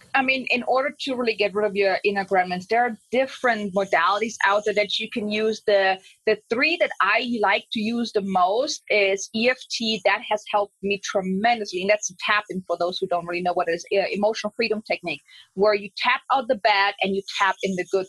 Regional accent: Germany; I'm from Germany.

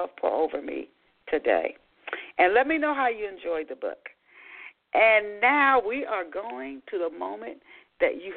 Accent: Dayton, Ohio, United States; I grew up in West Dayton, Ohio

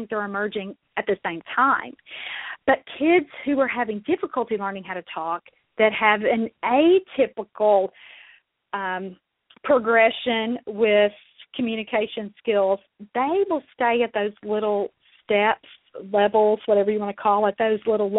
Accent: Mississippi, United States; accent: southern; also born or lived in Kentucky; now in Louisville, United States; I was born and raised in Mississippi

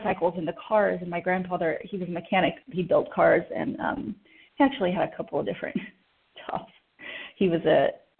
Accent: Oklahoma City, Oklahoma, United States; I was born in Oklahoma City, actually, at St. Anthony Hospital

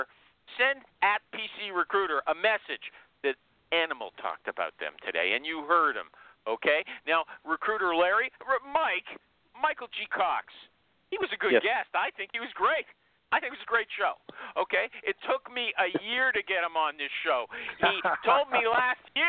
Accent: Canada; I'm a Canadian

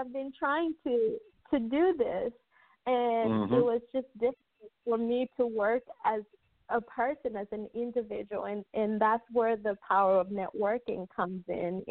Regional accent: Zambia; also born or lived in Copperbelt, Zambia / Lusaka, Zambia / Dallas, United States; now in United States; I grew up on the Copper Belt and I grew up in Lusaka.

